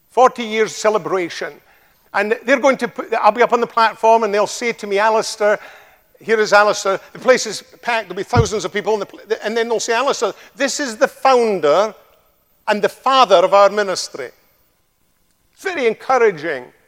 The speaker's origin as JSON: {"language": "English", "region": "Scotland", "country": "United Kingdom", "accent": "Scottish (like Sean Connery)", "moved": "yes", "lives_now": "United States", "said": "it's quite like Sean Connery because he comes from a place in Scotland uh, very close to me"}